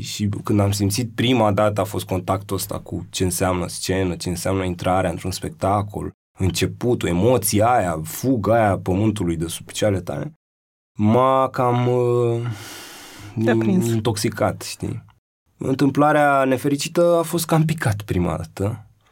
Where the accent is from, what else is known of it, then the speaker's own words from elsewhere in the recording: Bucharest, Romania; eu nu sunt din Piatra Neamț, sunt de aici